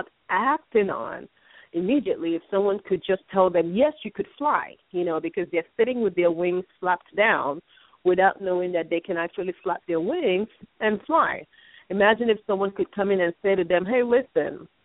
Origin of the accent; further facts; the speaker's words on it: Nigeria; now in United States; Growing up in Nigeria